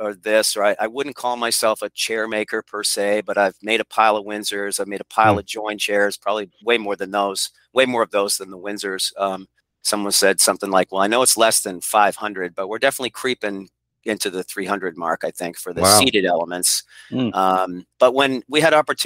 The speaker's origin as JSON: {"language": "English", "town": "Portsmouth", "region": "New Hampshire", "country": "United States", "tie": "born or raised there", "said": "I was born in Portsmouth, New Hampshire, and both of my grandfathers and one of my uncles came up at the shipyard, and it's always been the River City to me"}